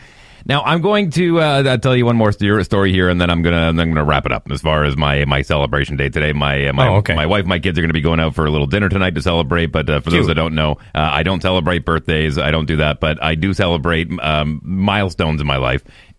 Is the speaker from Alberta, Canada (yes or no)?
yes; Fort McMurray, Alberta, Canada; moved away as an adult; also born or lived in Calgary; now in Winnipeg, Canada; growing up in Fort McMurray, that was my birthplace. Born and raised in Fort McMurray. Yeah. I was born in an ATCO trailer. And they didn't, hadn't even built the hospital yet.